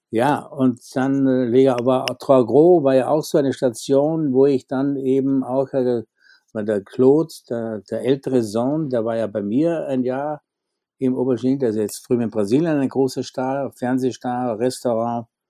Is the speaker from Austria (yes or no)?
yes; Austria; moved away as an adult; als Österreicher